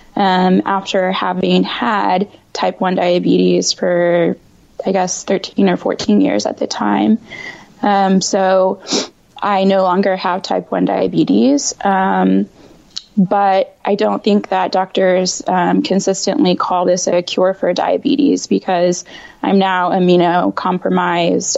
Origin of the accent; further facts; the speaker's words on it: Indiana, United States; moved away as an adult; now in Washington, D.C. metro area, United States; I am based in the DC metro area, um, but I'm actually from Indiana